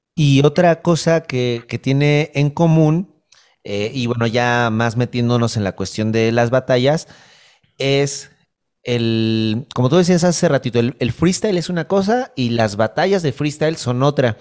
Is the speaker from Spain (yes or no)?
no; Mexico City, Mexico; Yo soy del, Olivar del Conde